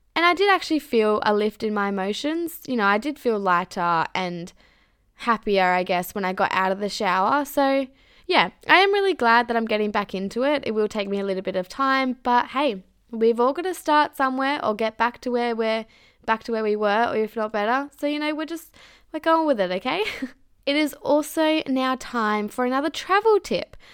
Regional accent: Mandurah, Western Australia, Australia; moved away as an adult; I've outgrown my hometown

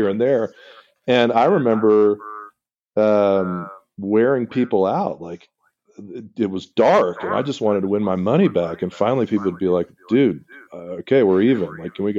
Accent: Miami, Florida, United States; I was born in Miami

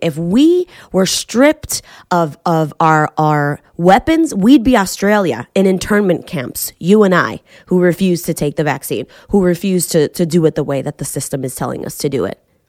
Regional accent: Boston, Massachusetts, United States; moved away; I'm from Boston.

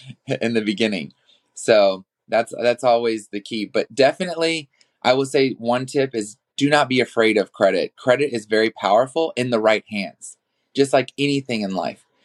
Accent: New Orleans, Louisiana, United States; moved away as an adult; now in Los Angeles, United States; I was born in New Orleans, Louisiana, and then I moved to Los Angeles

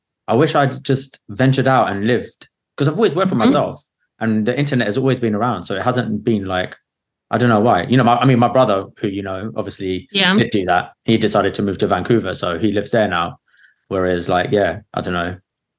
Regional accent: England, United Kingdom

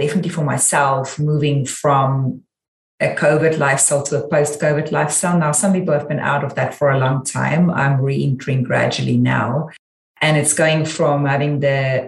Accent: South Africa; moved away as an adult; now in United States; I'm South African

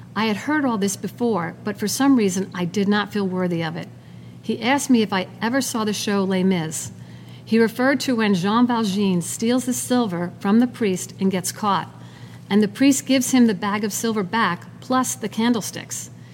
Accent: Long Island, New York, United States; I was born and raised in Long Island

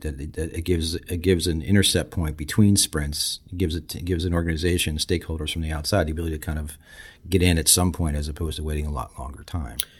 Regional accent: Philadelphia, Pennsylvania, United States; I'm from Philly

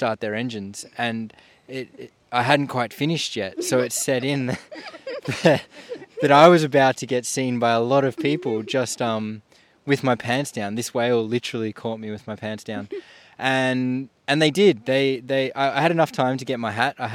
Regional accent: Melbourne, Victoria, Australia; now in Tasmania, Australia; I'm originally from Melbourne, Victoria

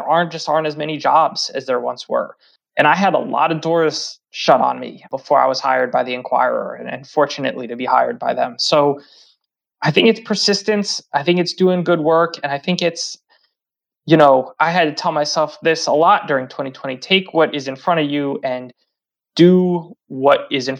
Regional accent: New Jersey, United States; I'm from North Jersey, so I fully believe Jersey exists.

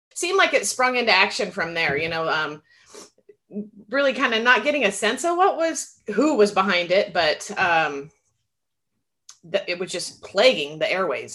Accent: United States; as an American

